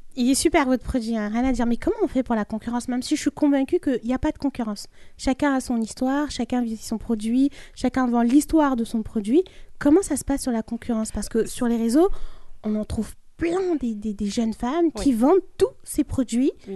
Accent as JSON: {"language": "French", "country": "Mali", "said": "je suis malienne"}